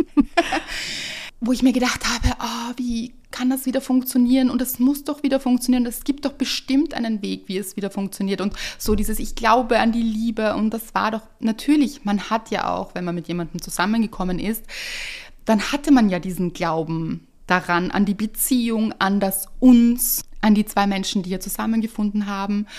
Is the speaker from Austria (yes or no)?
yes; Vienna, Austria; bei uns in Wien